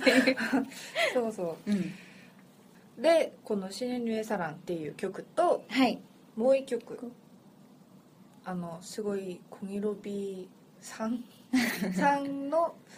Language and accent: Japanese; Seoul, South Korea; 私はもうソウル出身